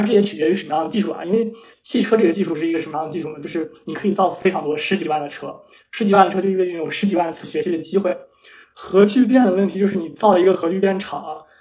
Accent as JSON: {"language": "Chinese", "town": "Taiyuan", "region": "Shanxi", "country": "China", "tie": "born or raised there", "said": "在我的家乡太原"}